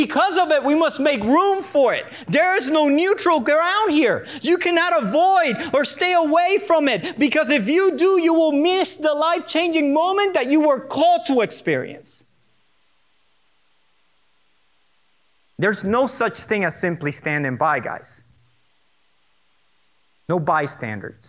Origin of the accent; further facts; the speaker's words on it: Puerto Rico; I'm from Puerto Rico